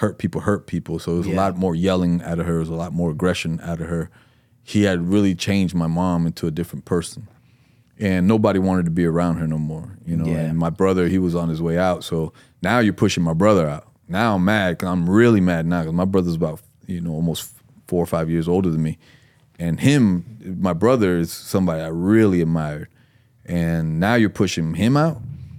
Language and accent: English; East Fort Myers, Florida, United States; also born or lived in Puerto Rico; East Fort Myers was the first place that we came to from Puerto Rico. So if I always refer to that and say, just a young Puerto Rican kid from East Fort Myers, because that was our stomping ground